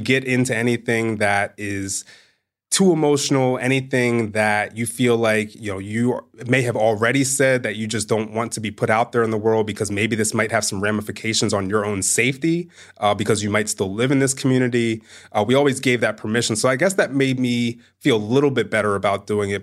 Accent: Bel Air, Maryland, United States; I'm from Bel Air, Maryland

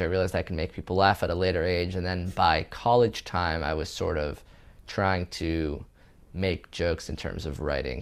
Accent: California, United States; moved away as an adult; also born or lived in Israel; now in New York, United States; I was born in Israel, moved to California at age two, moved to New York at age twenty-two

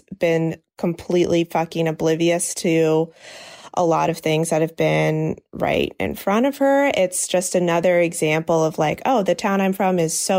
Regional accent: Eastern Shore of Maryland, United States; I'm from the Eastern Shore of Maryland and grew up in the same town where Frederick Douglass was a slave.

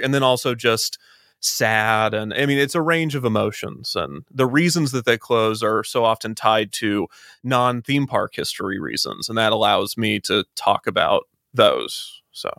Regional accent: Kansas City, United States; I'm from Kansas City

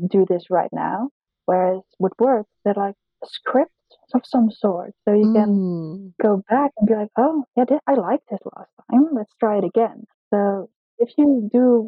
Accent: Netherlands; English is a second language; In the Netherlands, we learn English from a very young age.

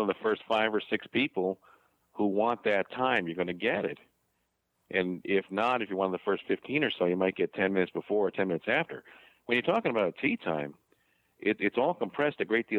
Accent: New Jersey, United States; we are three guys from Jersey

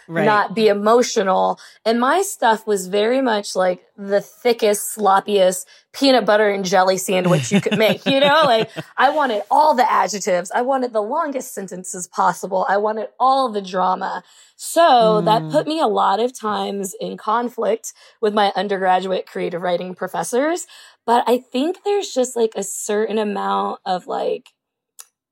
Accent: Louisville, Kentucky, United States; moved away as an adult; also born or lived in Southern California; I'm from Louisville, Kentucky.

